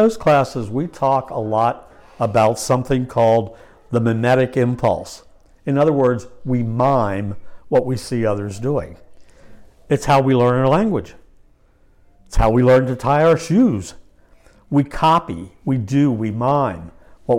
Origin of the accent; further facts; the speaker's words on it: Lancaster County, Pennsylvania, United States; I was raised in Lancaster County by godly parents